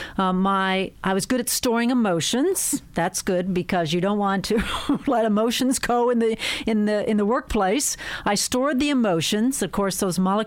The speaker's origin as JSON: {"language": "English", "area": "outside Pittsburgh", "region": "Pennsylvania", "country": "United States", "said": "I came from dairy farmers outside Pittsburgh."}